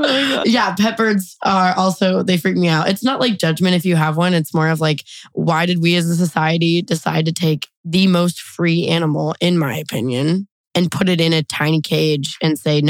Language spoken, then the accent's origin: English; Seattle, Washington, United States; also born or lived in Denver; I was raised in Washington State. I'm originally from the east side of Seattle. We lived in like Federal Way, South Side for a little bit, but east side, Issaquah, Snoqualmie represent.